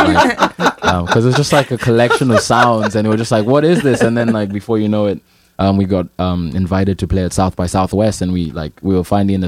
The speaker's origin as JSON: {"language": "English", "region": "Nairobi", "country": "Kenya", "tie": "born or raised there", "said": "I'm from Nairobi, Kenya."}